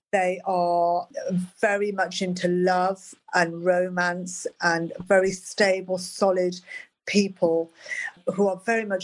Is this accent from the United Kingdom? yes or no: yes; Birmingham, West Midlands, United Kingdom; I was like growing up when Charles and Di got together, and it was like a really hard time. It was like I was growing up in Birmingham. It was dark. It was grim. It was depressing